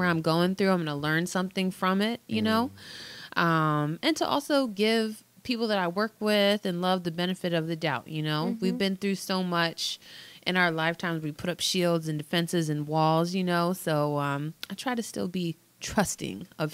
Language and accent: English; United States; as a Washingtonian